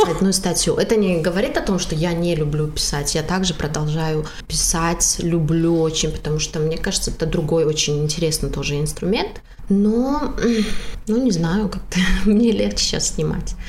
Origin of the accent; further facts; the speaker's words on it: Tajikistan; я из Таджикистана